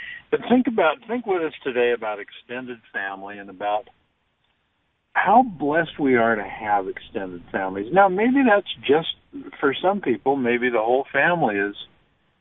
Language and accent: English; Logan, Utah, United States; moved away; also born or lived in Baltimore, Maryland; We're actually calling in from Logan, Utah, my hometown